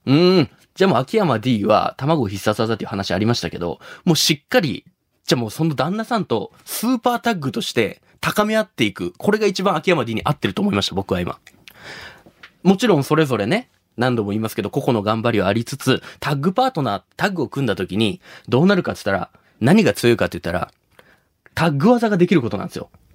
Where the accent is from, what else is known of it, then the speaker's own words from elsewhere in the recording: Shimabara, Nagasaki, Japan; 出身が長崎の島原ってとこ